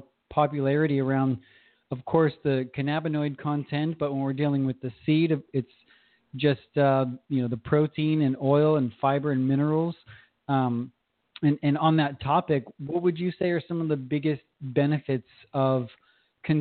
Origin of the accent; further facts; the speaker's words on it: Southern California, United States; born and raised in Southern California